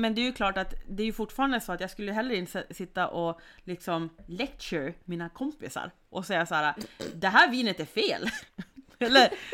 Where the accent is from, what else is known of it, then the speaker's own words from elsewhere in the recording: Sweden; jag som svensk